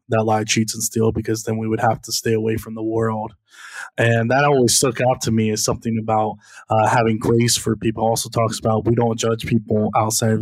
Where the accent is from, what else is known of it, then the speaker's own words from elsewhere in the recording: Columbus, Ohio, United States; I was born in Columbus, Ohio